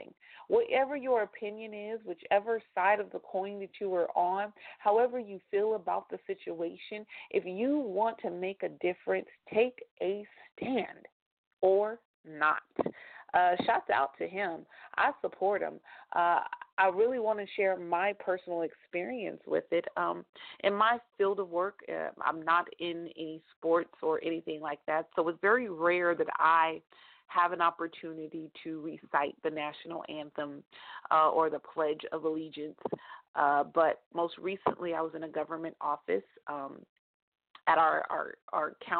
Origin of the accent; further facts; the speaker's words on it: California, United States; close to my hometown in California